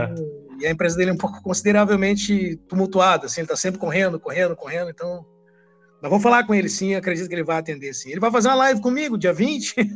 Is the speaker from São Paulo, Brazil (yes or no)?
no; Brasília, Federal District, Brazil; now in Rio Grande do Sul, Brazil; Eu sou de Brasília também, tá? E mas moro aqui no Rio Grande do Sul